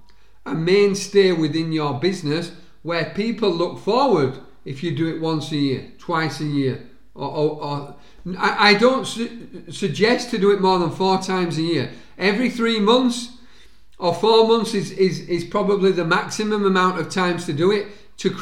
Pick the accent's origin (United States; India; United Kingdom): United Kingdom; Halifax, Yorkshire and the Humber; a rugby league club in my hometown, Halifax Rugby League Club